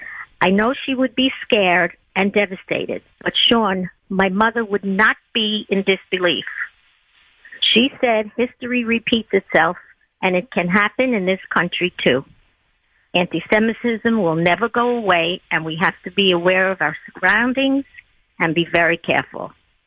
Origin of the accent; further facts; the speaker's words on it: Bergen-Belsen, Lower Saxony, Germany; born there; I was born in Bergen-Belsen, which was a DP camp where Anne Frank was murdered.